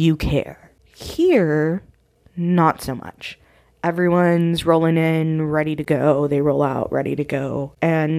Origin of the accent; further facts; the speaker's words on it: United States